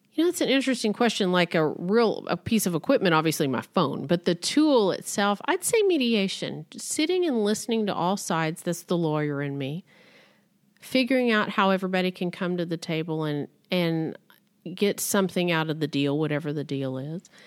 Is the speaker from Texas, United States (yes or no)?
yes; Midland, Texas, United States; also born or lived in Austin, Texas; I grew up in Midland, Texas, the heart of the oil and gas industry in this country